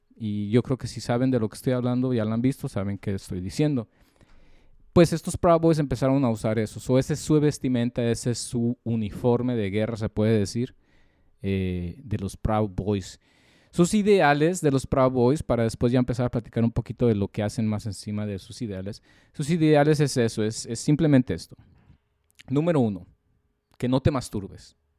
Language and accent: Spanish; Mexico; los mexicanos somos malos